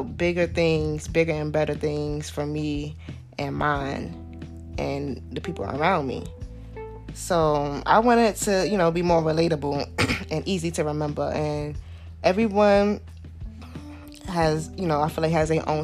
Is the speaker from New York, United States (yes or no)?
yes; New York City, New York, United States; I'm from Southside, Jamaica, Queens